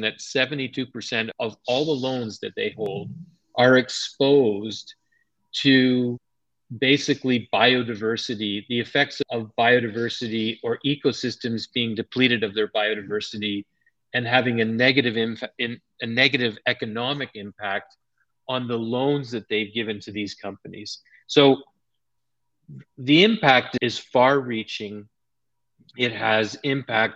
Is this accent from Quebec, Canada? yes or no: yes; Montreal, Quebec, Canada; When I was a kid growing up in Montreal